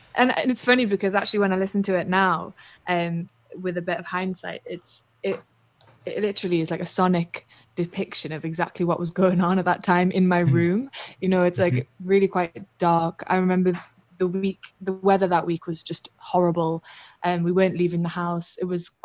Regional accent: Newcastle upon Tyne, North East England, United Kingdom; I'm from Newcastle, north of England. And that's kind of where I started out

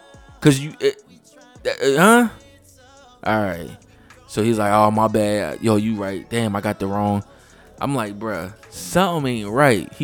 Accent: Philadelphia, Pennsylvania, United States; moved away; I'm from Philly

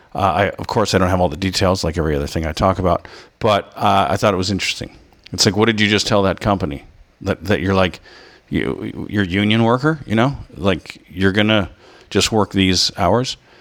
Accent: United States; an American who's traveled

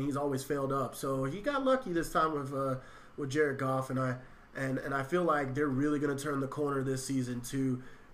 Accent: California, United States; I was born out west in California

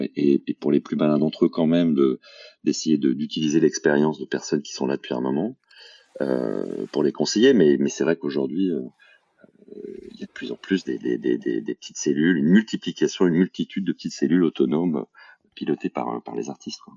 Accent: Paris region, Île-de-France, France; moved away as an adult; also born or lived in Bordeaux; j'ai grandi, euh, j'ai grandi en région parisienne.

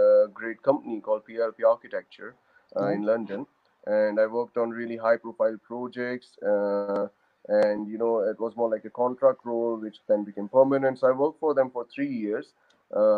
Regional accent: India; moved away as an adult; also born or lived in Oxford, United Kingdom; now in United Kingdom; So originally I come from India. I moved to UK in 2007 to pursue my master's in architecture

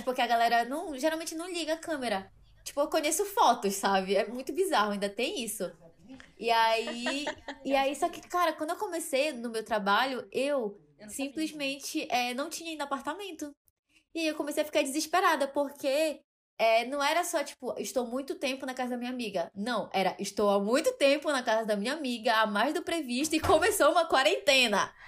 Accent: Belém, Pará, Brazil; moved away as an adult; now in São Paulo, Brazil; sou de Belém do Pará. E eu me mudei para São Paulo recentemente

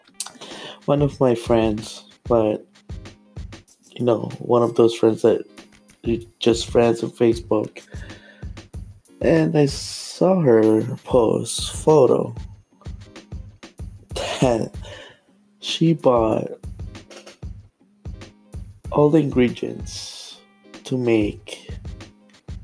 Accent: Philippines; moved away; I'm Filipino

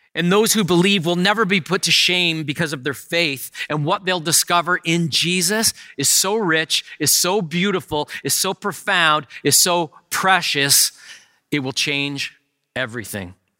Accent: Canada; I am a Canadian citizen

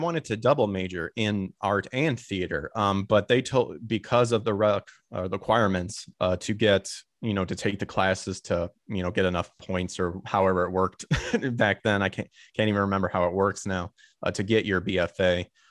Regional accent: Illinois, United States; because I'm originally from Illinois, and I went to Northern Illinois University to get that.

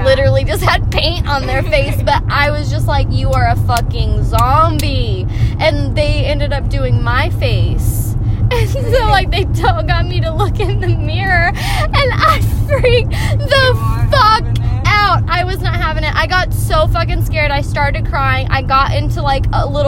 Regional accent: Texas, United States; I grew up in Texas

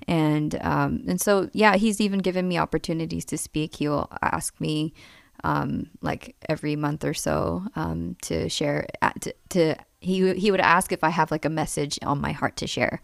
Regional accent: New York City, New York, United States; moved away as an adult; also born or lived in Kansas City; I was born and raised in New York, Queens. Um, started off in Flushing and then moved up to Bayside

